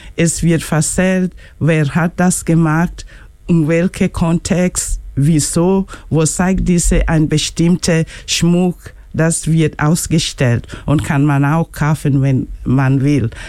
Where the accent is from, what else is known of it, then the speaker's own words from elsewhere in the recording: Kenya; German is a second language; moved away; ich bin aus Kenia